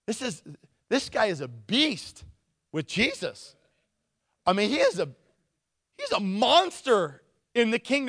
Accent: Nikiski, Alaska, United States; I'm from Nikiski

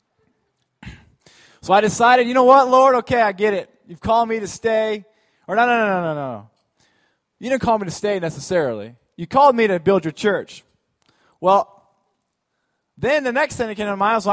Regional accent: Alaska, United States; born or raised there

